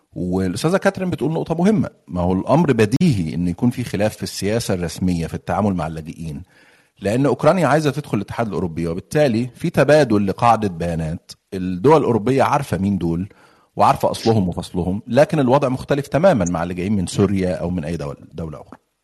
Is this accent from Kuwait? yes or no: no; Egypt; now in United Kingdom; انا مصري وريفوجي في بريطانيا فانا يعني بتكلم من منطلق اللي جاي من مصر